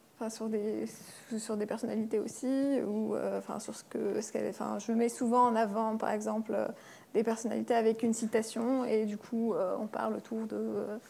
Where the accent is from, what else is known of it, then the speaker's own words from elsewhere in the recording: Algeria; now in France; algérienne, je suis née en Algérie et toute ma famille est en Algérie